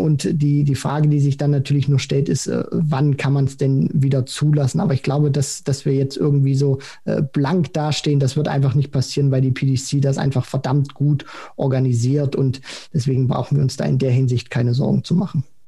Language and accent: German; Germany; wir als Deutsche